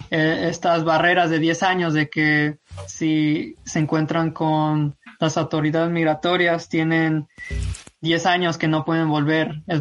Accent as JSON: {"language": "Spanish", "region": "San Luis Potosí", "country": "Mexico", "moved": "yes", "lives_now": "United States", "said": "Y todo comenzó pues en 1995 cuando inmigré a Estados Unidos. Soy originario de San Luis Potosí, México"}